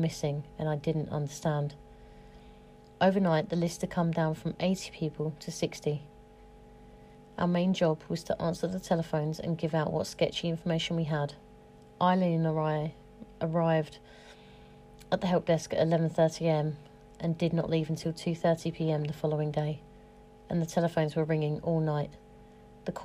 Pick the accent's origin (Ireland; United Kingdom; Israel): United Kingdom; now in London, United Kingdom; as a British person